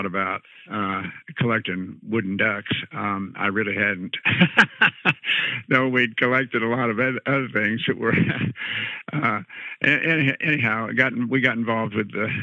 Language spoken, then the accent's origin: English; Illinois, United States; moved away as an adult; also born or lived in Auburn, Alabama; now in Florida, United States; when I grew up in Midwest in Illinois, and my dad was a college professor there at Western Illinois University.